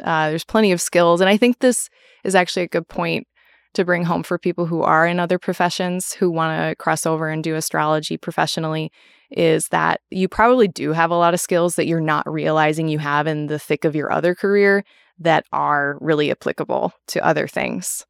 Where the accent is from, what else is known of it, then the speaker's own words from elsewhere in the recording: Minnesota, United States; now in Wisconsin, United States; I am originally from Minnesota, but I live in Wisconsin